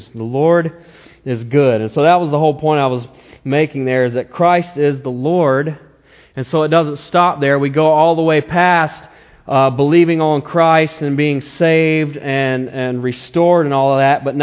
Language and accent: English; the South, United States; You know, I came from the South, the Bible Belt.